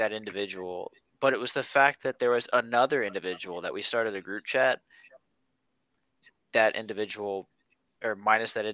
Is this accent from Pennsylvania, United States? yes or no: no; Dallas, Texas, United States; I am from Dallas, Texas, and that is where I currently reside as of now